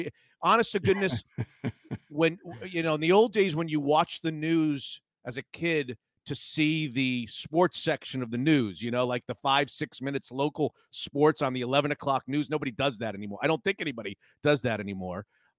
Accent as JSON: {"language": "English", "area": "Palm Beach County", "region": "Florida", "country": "United States", "tie": "born or raised there", "said": "I grew up in Palm Beach County, Florida, which is about 90 minutes north of Miami. And I grew up in the 70s there."}